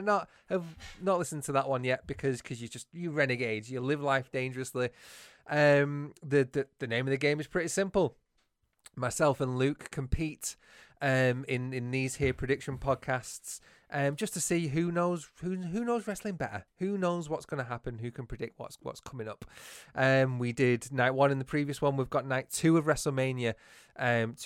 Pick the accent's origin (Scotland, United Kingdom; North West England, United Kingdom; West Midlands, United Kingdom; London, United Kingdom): North West England, United Kingdom; Bolton; accent: northern; I am from Bolton